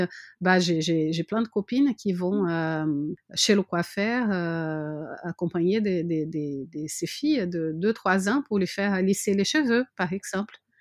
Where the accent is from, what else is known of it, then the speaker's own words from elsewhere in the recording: Brazil; French is a second language; moved away as an adult; also born or lived in France; now in Montpellier, France; mon pays natal